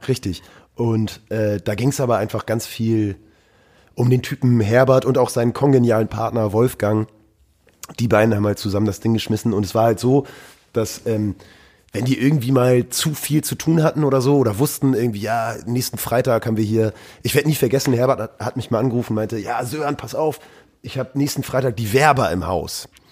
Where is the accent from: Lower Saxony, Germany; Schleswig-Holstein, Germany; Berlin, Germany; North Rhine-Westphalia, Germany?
Schleswig-Holstein, Germany; Norderstedt; also born or lived in Hamburg; aufgewachsen bin ich in der grauen Vorstadt Norderstedt